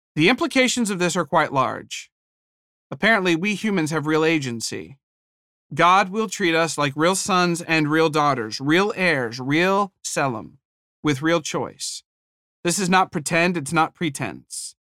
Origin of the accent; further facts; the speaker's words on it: Ohio, United States; moved away; I was from Ohio